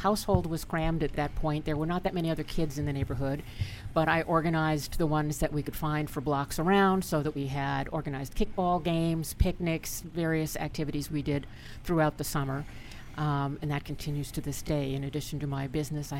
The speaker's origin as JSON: {"language": "English", "town": "Manhasset", "region": "New York", "country": "United States", "tie": "born or raised there", "said": "I grew up in Manhasset, Long Island."}